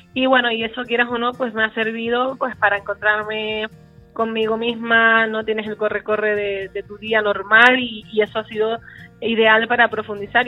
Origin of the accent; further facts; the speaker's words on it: Santa Cruz de Tenerife, Canary Islands, Spain; nosotras venimos de un barrio muy humilde, del barrio de Añaza, bueno, también nos criamos en La Cuesta y en el barrio de Salud